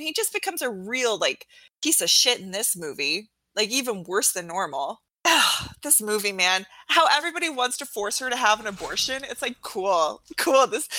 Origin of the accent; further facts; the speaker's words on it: Alaska, United States; I grew up in Alaska with, like, a very large indigenous population.